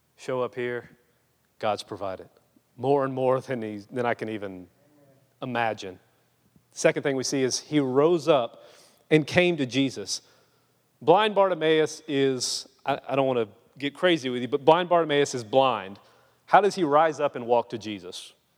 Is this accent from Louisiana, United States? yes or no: yes; Louisiana, United States; moved away; I'm just a Cajun boy from Louisiana.